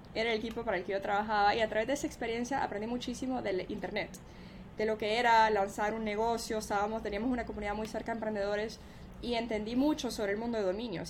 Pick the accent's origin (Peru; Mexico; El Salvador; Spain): El Salvador; also born or lived in United States; now in Miami, United States; yo soy de El Salvador, yo crecí en El Salvador y yo crecí hablando dos idiomas.